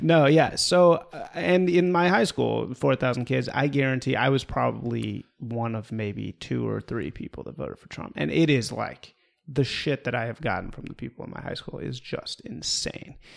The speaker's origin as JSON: {"language": "English", "town": "Evanston", "region": "Illinois", "country": "United States", "said": "I'm from Evanston, Illinois, which is a suburb of Chicago"}